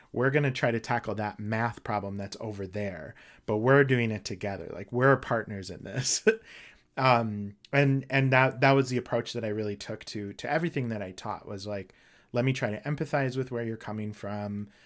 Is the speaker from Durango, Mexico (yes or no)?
yes; Durango, Mexico; now in St. Paul, United States; I was actually born in Mexico